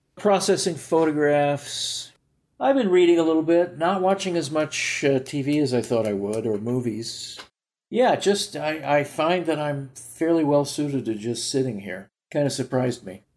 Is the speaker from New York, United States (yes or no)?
no; Wichita, Kansas, United States; also born or lived in Ventura, California / Paris; now in Saint Louis, United States; Wichita, my hometown